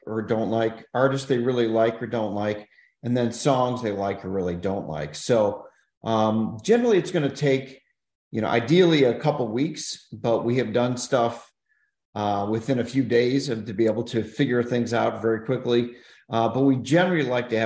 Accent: Chicago, Illinois, United States; also born or lived in Kalamazoo, Michigan; I'm actually from Chicago originally

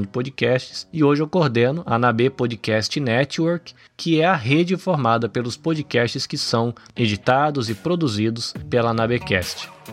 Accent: interior of São Paulo, Brazil; moved away as an adult; also born or lived in Salvador, Bahia, Brazil; now in Shizuoka, Japan; eu sou brasileiro, nascido em Salvador, na Bahia, cresci no interior de São Paulo e vivo aqui na província de Shizuoka, no Japão

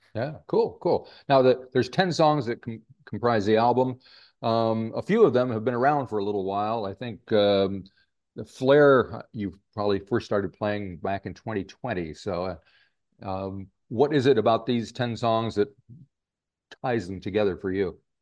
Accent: United States; now in New Zealand; being an American

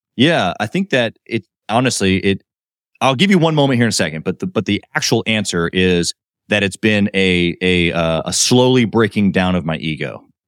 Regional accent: Kansas City, Missouri, United States; also born or lived in Miami; I'm from Kansas City

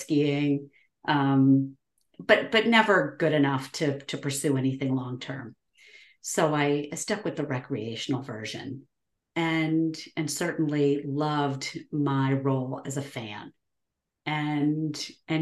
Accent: New England, United States; I grew up in New England, born and raised, and been here most of my life.

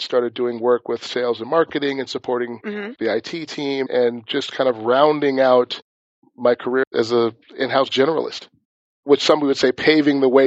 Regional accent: Minneapolis, Minnesota, United States; moved away; I'm originally from Minneapolis, Minnesota

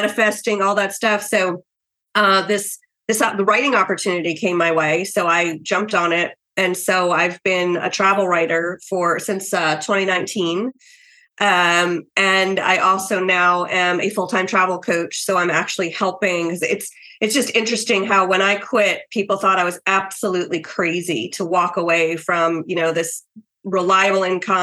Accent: New York, United States; moved away as an adult; I'm a New Yorker

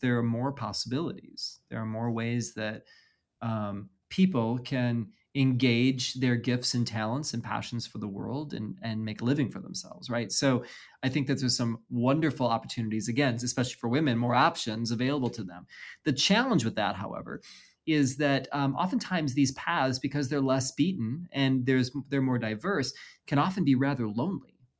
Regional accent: Midwest, United States; also born or lived in Chicagoland; now in West Coast, United States; I'm born and raised in the Midwest, um, spent some time in Chicagoland as well

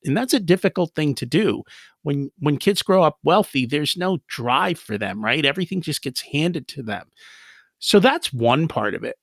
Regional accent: United States; We grew up in America, and our parents were like, "Hey, you're, you're, you're in America, learn English."

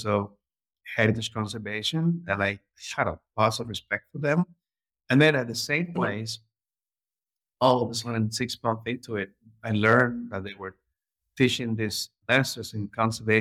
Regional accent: Havana, Cuba; moved away; I'm originally from Havana, Cuba

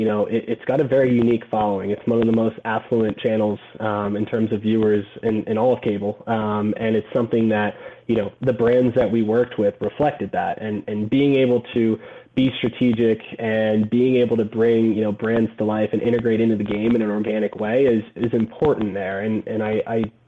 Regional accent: Gainesville, Florida, United States; also born or lived in Orlando, Florida; I grew up in Gainesville, Florida

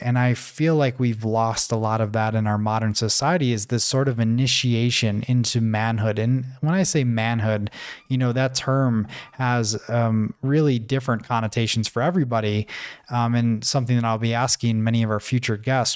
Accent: Buffalo, New York, United States; moved away as an adult; also born or lived in Tanzania; thousands of miles away from my hometown, which was in Buffalo, New York.

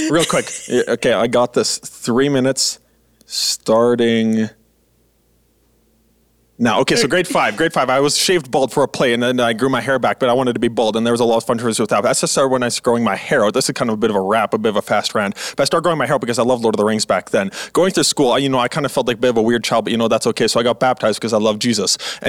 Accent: Manitoba, Canada; also born or lived in Alberta; And January, you know, I come from Manitoba and Alberta, you know, all across the prairies.

